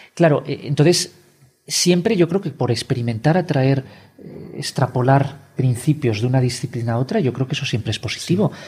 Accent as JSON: {"language": "Spanish", "country": "Spain", "said": "como somos españoles"}